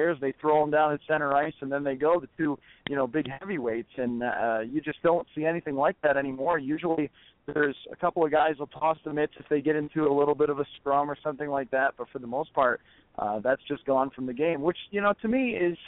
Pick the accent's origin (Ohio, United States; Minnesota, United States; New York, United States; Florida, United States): New York, United States; Buffalo; I grew up in the Buffalo area